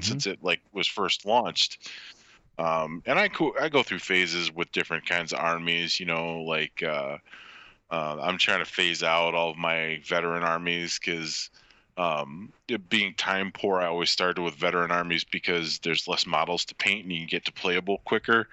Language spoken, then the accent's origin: English; United States; as an American